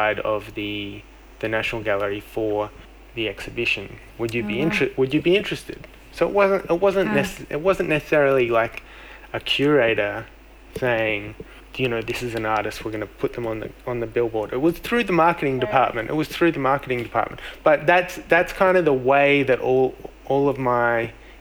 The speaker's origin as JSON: {"language": "English", "town": "Melbourne", "region": "Victoria", "country": "Australia", "tie": "born or raised there", "said": "my hometown of Melbourne"}